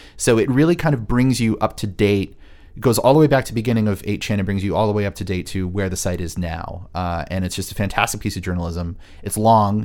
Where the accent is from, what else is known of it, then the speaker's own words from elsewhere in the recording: Orange County, California, United States; moved away; It was filmed and takes place in and around my hometown